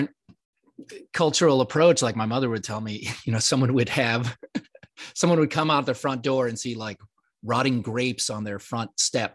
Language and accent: English; Puerto Rico; I was born in Puerto Rico